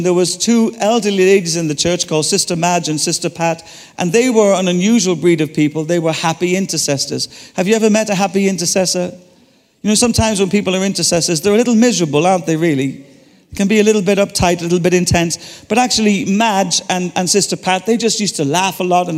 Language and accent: English; Ireland; I'm Irish